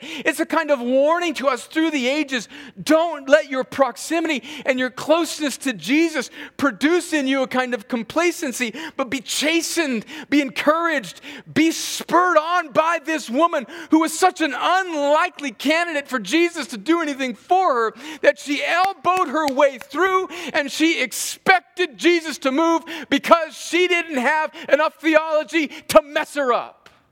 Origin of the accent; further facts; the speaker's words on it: the South, United States; we're from the South